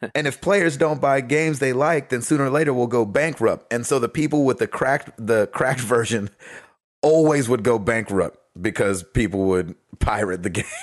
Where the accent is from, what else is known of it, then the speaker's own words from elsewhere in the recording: United States; I'm American